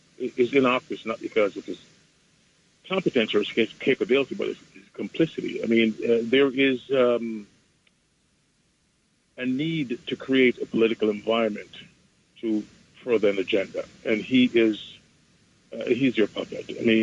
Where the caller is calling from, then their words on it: Long Island, New York, United States; I'm calling from Long Island, as a matter of fact.